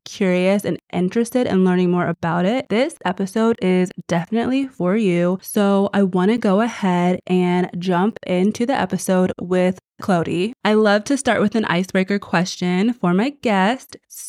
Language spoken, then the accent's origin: English; United States; I am American